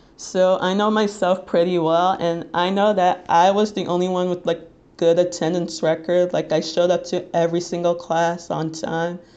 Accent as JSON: {"language": "English", "town": "Little Ferry", "region": "New Jersey", "country": "United States"}